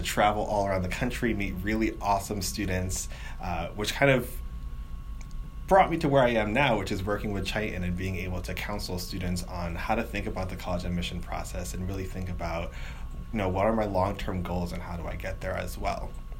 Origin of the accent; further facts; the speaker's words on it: New York City, New York, United States; I grew up in New York City, actually.